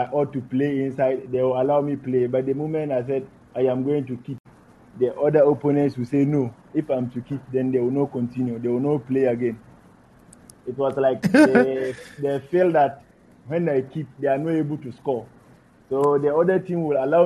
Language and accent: English; Savannah Region, Ghana; I grew up in Savannah region, and I had most of my educational system